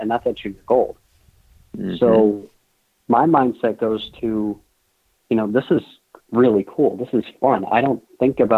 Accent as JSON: {"language": "English", "region": "Massachusetts", "country": "United States", "tie": "born or raised there", "said": "growing up in Massachusetts and the New England area"}